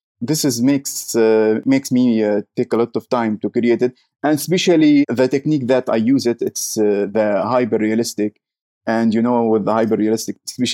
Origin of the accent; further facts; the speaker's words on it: Syria; English is a second language; also born or lived in Jordan / Turkey; now in Canada; I am from Syria